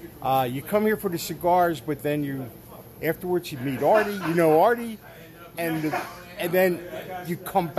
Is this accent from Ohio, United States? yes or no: no; Deptford, New Jersey, United States; I'm from Deptford. And I've been here for about 2 years.